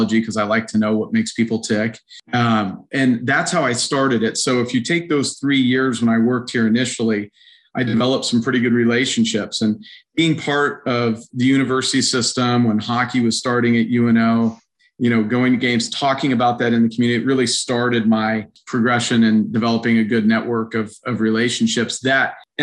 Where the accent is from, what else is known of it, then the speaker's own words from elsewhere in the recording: Reno, Nevada, United States; moved away as an adult; now in Omaha, United States; I grew up in Reno, Nevada